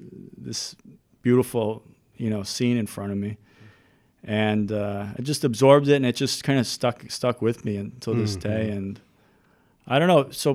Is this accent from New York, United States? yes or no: yes; New York City, New York, United States; also born or lived in Flushing, Queens / Delaware; Born and raised in Midtown Manhattan.